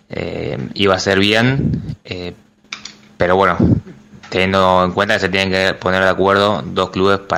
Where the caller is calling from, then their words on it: Martín Coronado, Buenos Aires Province, Argentina; Buenas noches, soy … de Martín Coronado.